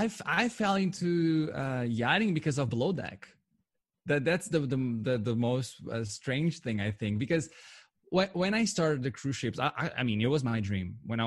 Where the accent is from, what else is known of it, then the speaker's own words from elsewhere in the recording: Portugal; moved away as an adult; also born or lived in Spain; now in Cannes, France; I was raised in Spain actually, and then I moved back to Portugal, grew up the rest of my life there until I was 21.